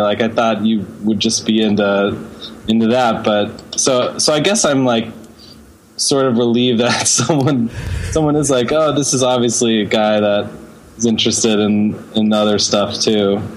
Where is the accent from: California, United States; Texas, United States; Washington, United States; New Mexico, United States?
Texas, United States; Houston; now in New York City, United States; I grew up in Texas.